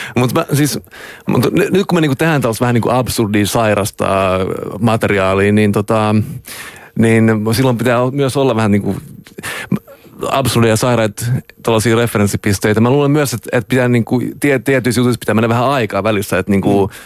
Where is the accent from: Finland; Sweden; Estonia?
Sweden; Stockholm, Stockholm County; also born or lived in Jönköping, Sweden; mä oon Tukholmasta